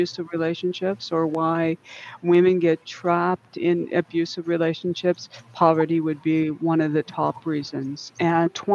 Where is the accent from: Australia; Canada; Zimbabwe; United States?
Canada; Simcoe County, Georgian Bay, Ontario; moved away as an adult; also born or lived in Lethbridge, Alberta / Northwest Territories; come back to my home, which is Simcoe County, which is Georgian Bay